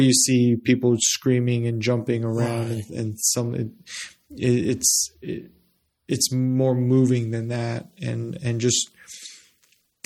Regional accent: Las Cruces, New Mexico, United States; I grew up in Las Cruces, New Mexico

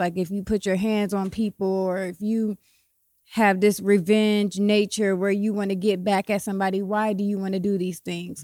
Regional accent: Columbus, Ohio, United States; also born or lived in Cleveland, Ohio; I'm from Columbus, Ohio. I've been living back and forth between Cleveland and Columbus my whole life

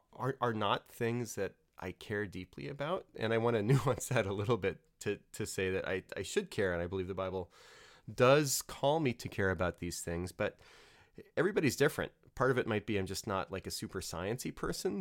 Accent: New Orleans, Louisiana, United States; moved away; I grew up in Louisiana, New Orleans

